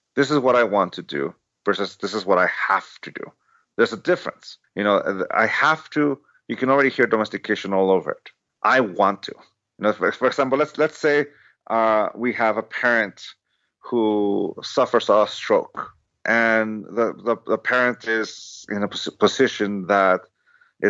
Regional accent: San Diego, California, United States; I grew up in San Diego, so I grew up in 1984 when his rookie season, I was 9 years old

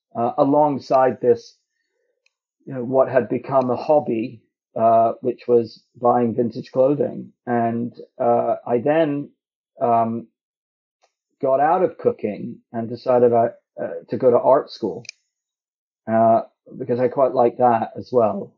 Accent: Toronto, Ontario, Canada; I grew up in Toronto

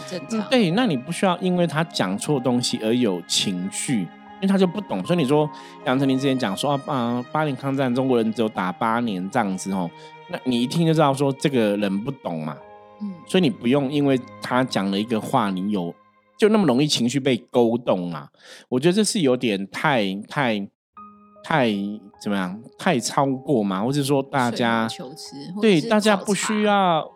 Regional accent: Taipei, Taiwan; 就像我是台北人，你说你们台北人用天龙国，我可能会觉得，哎，我不是啊

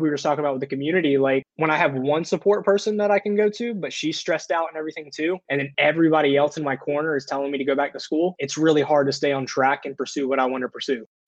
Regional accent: the South, United States; I grew up in the South

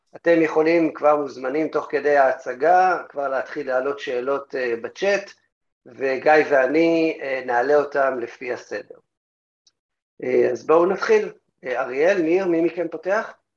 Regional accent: Tel Aviv, Tel Aviv District, Israel; בתור תל אביבי

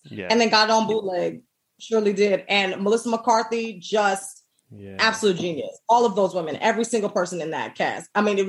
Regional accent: Jamaica; I'm Jamaican.

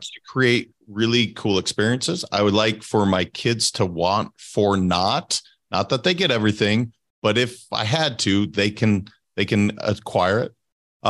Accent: Montana, United States; moved away as an adult; I'm from Montana originally. Now, I've been away from Montana for over, oh my gosh, twenty-two years now.

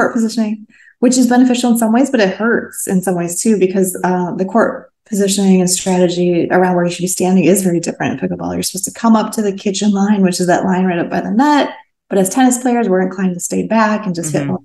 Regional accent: Midwest, United States; also born or lived in Portland, Oregon; now in California, United States; I grew up in the Midwest

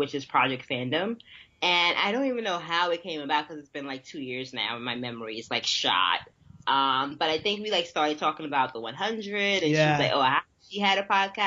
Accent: New York City, New York, United States; I'm from New York and yeah. I'm from Brooklyn

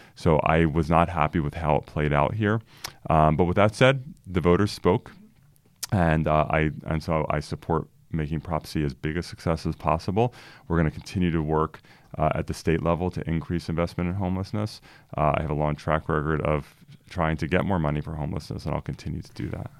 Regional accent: Philadelphia, Pennsylvania, United States; now in Sacramento, United States; I grew up in the Philadelphia area

